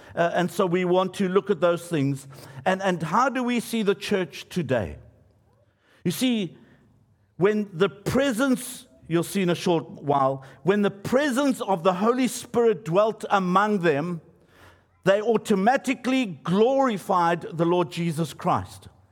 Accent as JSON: {"language": "English", "town": "Johannesburg", "region": "Gauteng", "country": "South Africa", "tie": "born or raised there", "said": "where I grew up in Johannesburg"}